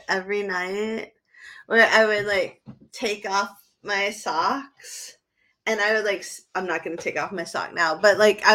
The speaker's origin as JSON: {"language": "English", "region": "New England", "country": "United States", "said": "everybody in my family has always taken off their shoes when they enter the house, Susie, and we're from New England."}